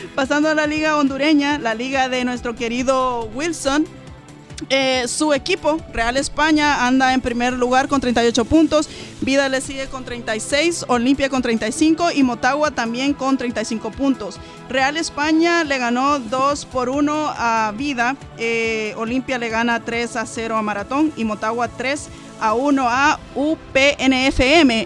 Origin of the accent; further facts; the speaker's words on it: El Salvador; como centroamericana, como salvadoreña